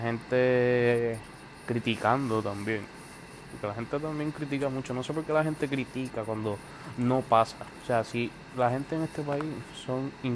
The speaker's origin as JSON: {"language": "Spanish", "country": "Puerto Rico", "said": "soy residente actual de Puerto Rico"}